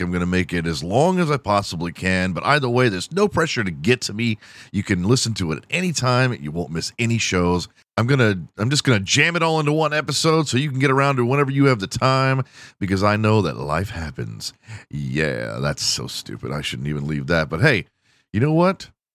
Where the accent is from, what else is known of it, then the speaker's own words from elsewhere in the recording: Houston, Texas, United States; I am from Houston